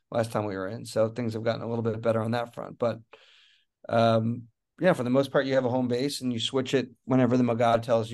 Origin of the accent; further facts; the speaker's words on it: United States; moved away as an adult; also born or lived in Israel; as an American